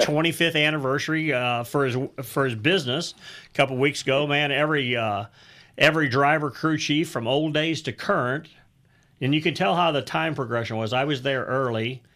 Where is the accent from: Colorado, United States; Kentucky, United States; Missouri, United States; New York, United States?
Missouri, United States; St. Louis; I came from the St. Louis area